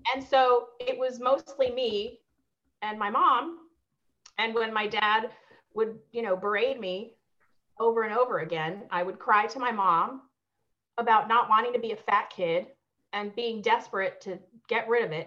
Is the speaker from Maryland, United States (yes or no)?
yes; Maryland, United States; also born or lived in Peru; I moved to the states when I was three, and I grew up on the East Coast in Maryland